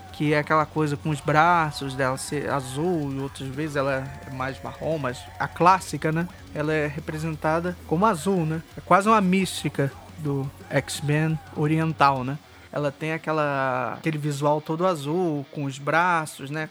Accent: Rio de Janeiro, Brazil; Eu sou do Rio de Janeiro

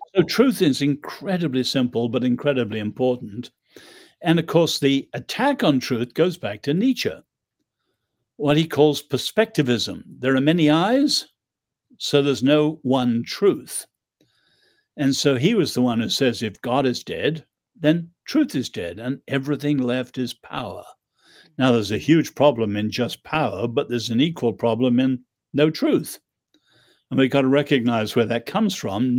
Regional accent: Ireland; also born or lived in England; I'm Irish.

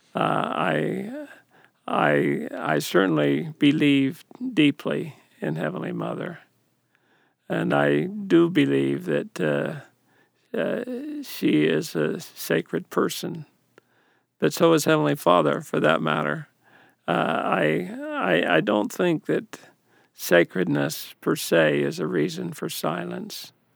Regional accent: Ephraim, Utah, United States; growing up in the Ephraim North Ward, Ephraim, Utah

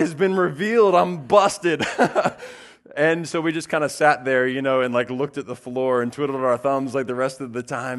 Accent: the South, United States; I grew up in the South

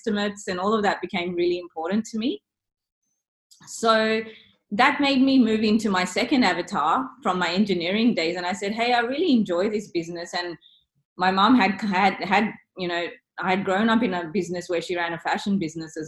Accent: Sydney, New South Wales, Australia; I grew up in Sydney from kindergarten

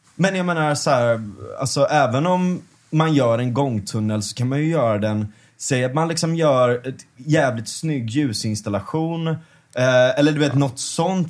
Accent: Gothenburg, Västra Götaland, Sweden; Linnéstan där jag växte upp

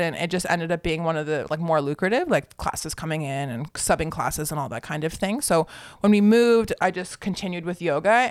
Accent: Newmarket, Ontario, Canada; now in Barrie, Canada; Newmarket, Ontario. So that's just actually a little north of here.

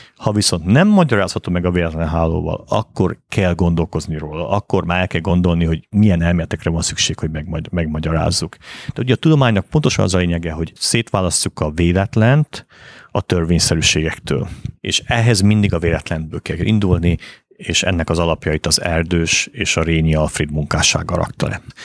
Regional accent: Bălan, Harghita County, Romania; moved away as an adult; also born or lived in Miercurea Ciuc, Romania / Boston, United States; now in Budapest, Hungary; Én Balánbányán nőttem fel, ami Csíkszentdomokos mellett egy ilyen bányaváros volt

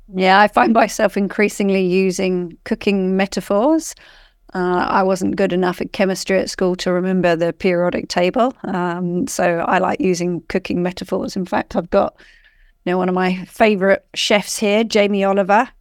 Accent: rural Surrey, South East England, United Kingdom; now in Australia; I grew up in, um, rural Surrey in England.

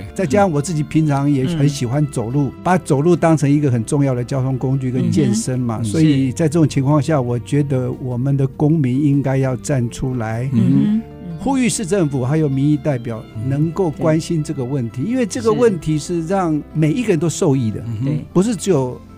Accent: Hsinchu, Hsinchu City, Taiwan; 我其实是在新竹土生土长。

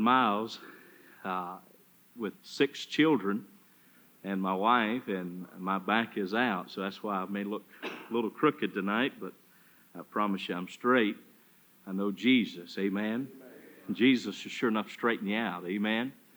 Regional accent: Charlotte, North Carolina, United States; now in Sioux City, United States; From Charlotte, North Carolina

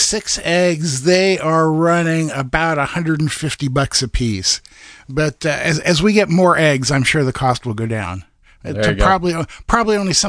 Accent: Iowa, United States; now in Oregon, United States; when I was growing up in Iowa

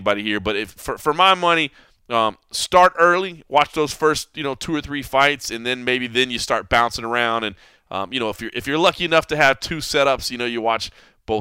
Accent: Dallas, Texas, United States; my hometown represent

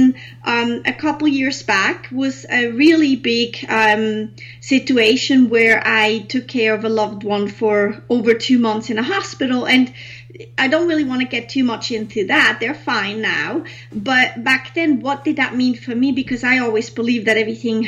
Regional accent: Switzerland; as a redhead girl growing up in Switzerland, that's where I'm from

